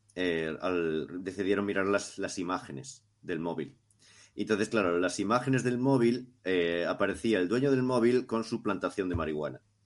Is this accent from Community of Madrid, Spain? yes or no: no; Cariño, Galicia, Spain; en mi pueblo, en Cariño